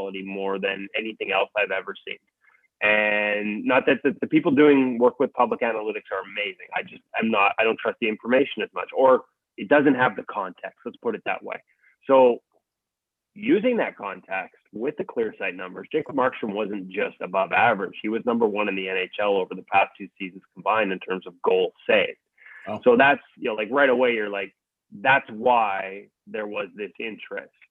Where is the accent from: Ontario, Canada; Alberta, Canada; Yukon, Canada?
Yukon, Canada; Whitehorse; now in Vancouver, Canada; I was born in Whitehorse, Yukon, but yeah, Vancouver's been home for a long time.